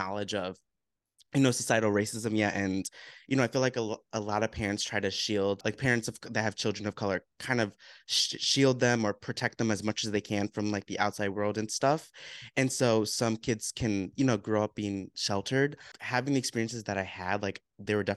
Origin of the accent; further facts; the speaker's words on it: United States; growing up in America as a Black male.